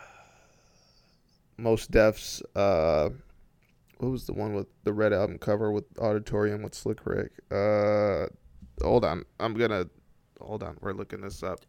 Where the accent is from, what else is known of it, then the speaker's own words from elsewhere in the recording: Ypsilanti, Michigan, United States; also born or lived in Flint, Michigan; I lived there from the age of seven to fourteen.